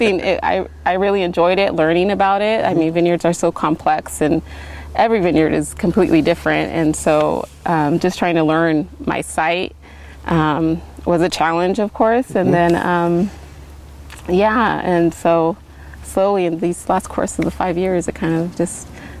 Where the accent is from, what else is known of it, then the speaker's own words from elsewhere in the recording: Gaston, Oregon, United States; now in Dayton, United States; I grew up out in Gaston